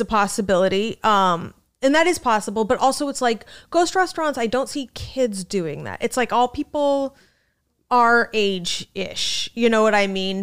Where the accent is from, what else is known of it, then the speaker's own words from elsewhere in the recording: Scottsdale, Arizona, United States; moved away as an adult; now in New York City, United States; I'm from Scottsdale, the resort depart, the resort section of, of Arizona